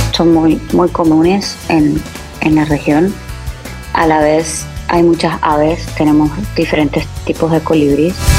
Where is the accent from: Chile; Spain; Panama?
Panama; de mi país